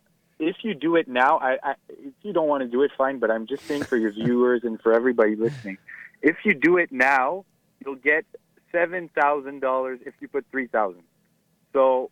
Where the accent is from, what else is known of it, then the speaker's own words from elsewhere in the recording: Montreal, Quebec, Canada; English is a second language; that's just my bad English. Because I'm from Montreal.